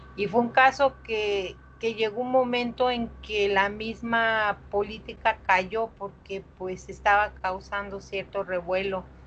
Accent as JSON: {"language": "Spanish", "town": "Coatzacoalcos", "region": "Veracruz", "country": "Mexico", "said": "yo soy de Coaxacuaicos"}